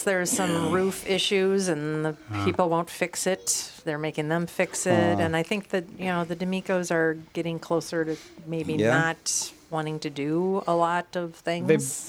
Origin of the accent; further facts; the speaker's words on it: Minnesota, United States; we call it pop up here in Minnesota?